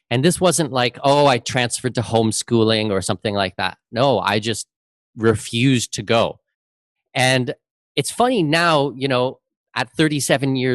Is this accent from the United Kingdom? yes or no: no; Canada; now in Panama; I've lived in eight different countries. I've visited 100 and 405 different countries. Um, you know, I'm Canadian with Danish heritage.